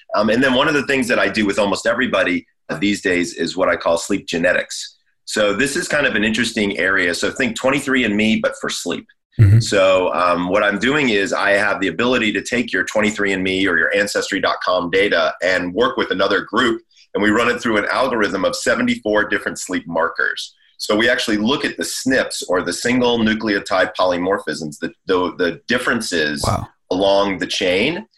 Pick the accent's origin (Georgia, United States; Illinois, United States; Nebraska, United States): Georgia, United States; moved away as an adult; also born or lived in Scottsdale, Arizona; now in Los Angeles, United States; I'm from Georgia